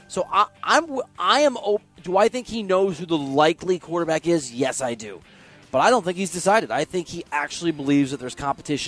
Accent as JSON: {"language": "English", "region": "Midwest", "country": "United States", "said": "It's a great town, man. I'm from the Midwest. It reminds me of a bigger, cooler Des Moines."}